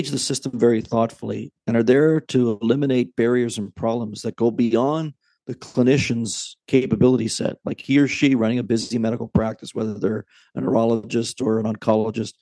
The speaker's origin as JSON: {"language": "English", "country": "Canada", "said": "as a Canadian, just a, you know, some guy with a business degree"}